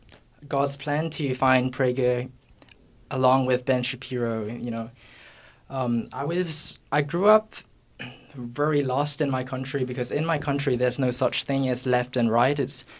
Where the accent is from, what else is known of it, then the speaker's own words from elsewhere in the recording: Singapore; Hi, I'm …, and I'm from Singapore.